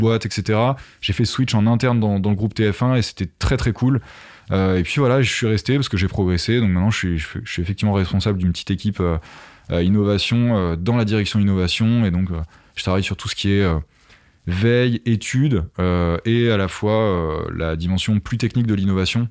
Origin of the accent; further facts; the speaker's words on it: Essonne, Île-de-France, France; also born or lived in Paris; je suis né dans, dans l'Essonne, voilà, une petite, petit département au sud de Paris, euh, à la campagne